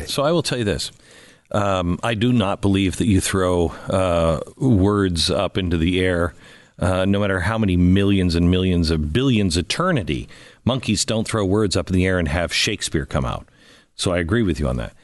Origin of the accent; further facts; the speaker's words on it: Seattle, Washington, United States; I grew up in Seattle.